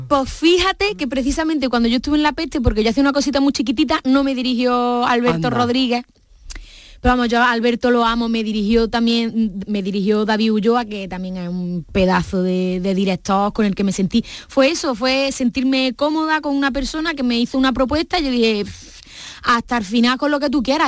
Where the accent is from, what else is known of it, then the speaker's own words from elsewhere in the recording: Córdoba, Andalusia, Spain; accent: Andalusian, Cordoban; now in Madrid, Spain; Yo siempre llevo mi propuesta de hablar en andaluz a tope, en cordobés